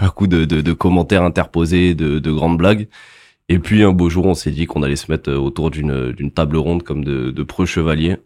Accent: Montpellier, Occitania, France; je viens de Montpellier

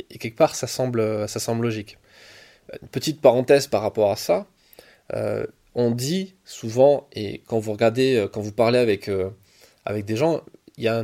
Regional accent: Marseille, Provence-Alpes-Côte d'Azur, France; parce que moi je viens de Marseille et Paris-Marseille, euh, ça veut dire que je suis obligé d'arriver hier soir

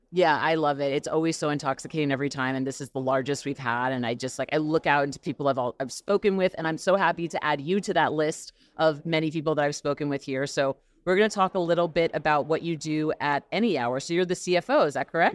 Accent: New York, United States; now in Los Angeles, United States; I'm from New York originally

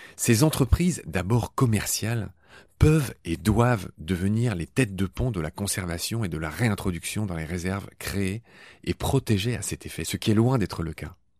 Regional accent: Dieulouard, Grand Est, France; dans le petit village du Loir où j'ai grandi, en Lorraine

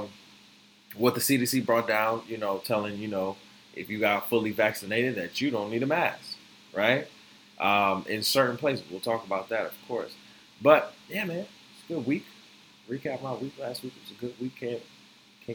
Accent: Florida, United States; also born or lived in Grand Rapids, Michigan; now in New York, United States; I'm from Florida

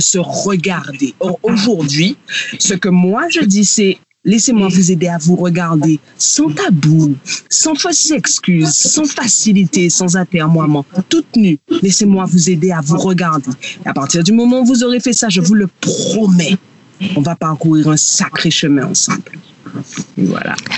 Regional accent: Guadeloupe; now in Réunion; je suis guadeloupéenne et je vis à La Réunion

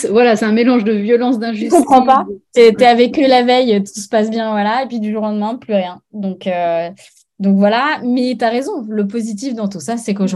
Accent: Paris, Île-de-France, France; moved away as an adult; now in Arcachon Bay, France; je suis parisienne

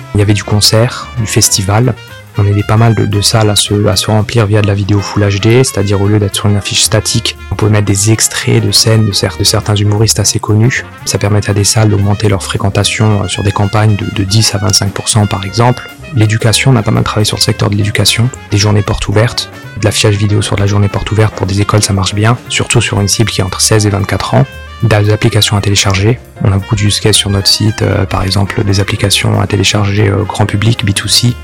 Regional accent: Sarreguemines, Grand Est, France; moved away as an adult; also born or lived in Normandy / Brittany / Cergy-Pontoise; Puis autour de mes 8-9 euh, ans jusqu'à mes 18 ans, euh, j'ai grandi dans l'est de la France, dans une ville qui s'appelle euh, Sarreguemines, proche de Metz.

